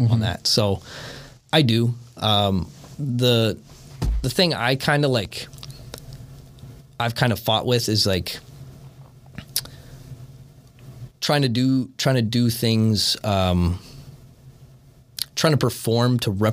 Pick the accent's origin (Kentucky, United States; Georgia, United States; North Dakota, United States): North Dakota, United States; Hettinger; moved away as an adult; also born or lived in Wisconsin / Nebraska; my experience growing up in North Dakota, like for wrestling and like high school stuff